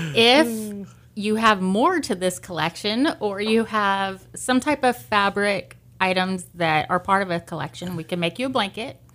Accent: Lamont, California, United States; moved away as an adult; also born or lived in Bakersfield, California; I grew up in Lamont

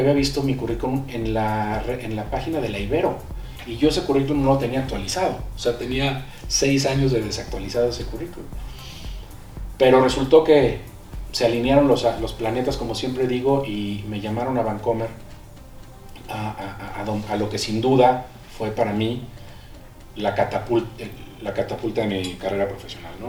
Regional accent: Villahermosa, Tabasco, Mexico; now in Mexico City, Mexico; Yo nací aquí en el DF y nos fuimos a vivir cuando yo tenía siete años allá. crecí en Villahermosa, allá, están mis raíces

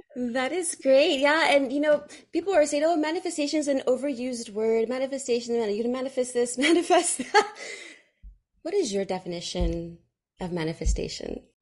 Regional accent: Fremont, California, United States; I grew up in Fremont, California

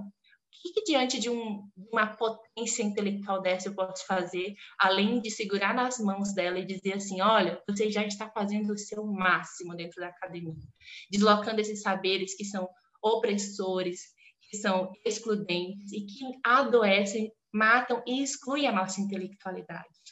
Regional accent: southeast of the state of Pará, Brazil; moved away; Eu sou do estado do Pará, do sudeste do estado do Pará

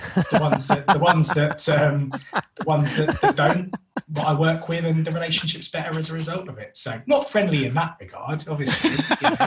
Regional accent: London, United Kingdom; moved away as an adult; now in West Midlands, United Kingdom; we're originally from North London, which is why I have this wonderful accent um, but recently moved it's up to the West Midlands

